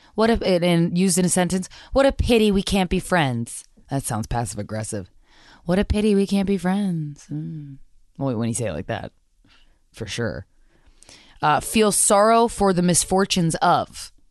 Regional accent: Virginia, United States; I grew up in Virginia

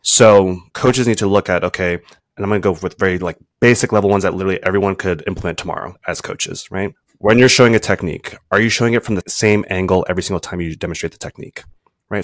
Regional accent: East Coast, United States; moved away as an adult; also born or lived in California / Pennsylvania / Jamaica; now in Rhode Island, United States; I was originally from the East Coast

